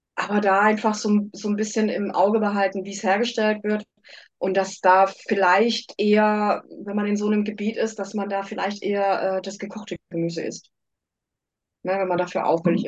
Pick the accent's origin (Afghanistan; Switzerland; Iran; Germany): Germany; Karlsruhe, Baden-Württemberg; also born or lived in United States; ich komme aus Karlsruhe